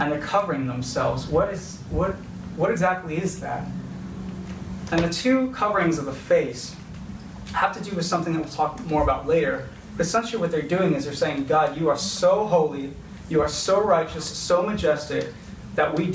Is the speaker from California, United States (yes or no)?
yes; California, United States; I grew up in California